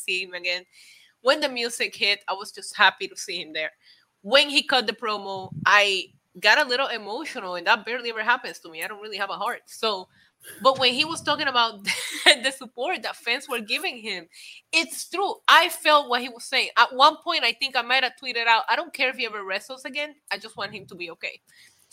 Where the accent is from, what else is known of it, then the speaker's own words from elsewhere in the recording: Puerto Rico; English is a second language; moved away; also born or lived in Midwest, United States / New York, United States; I lived in the Midwest when I first moved to the States from Puerto Rico